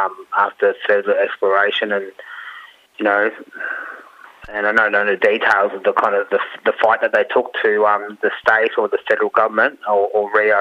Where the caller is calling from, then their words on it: Ocean Grove, Victoria, Australia; It's down on Wollongong Country, Ocean Grove.